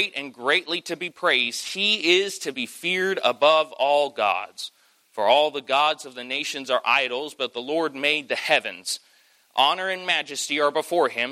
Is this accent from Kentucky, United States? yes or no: yes; Kentucky, United States; I am from Kentucky